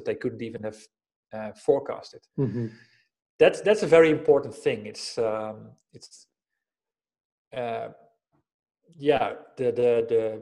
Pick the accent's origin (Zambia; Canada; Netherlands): Netherlands; moved away as an adult; now in Spain; I grew up in the Netherlands, living in Spain these days with my family. I've been living here for 12 years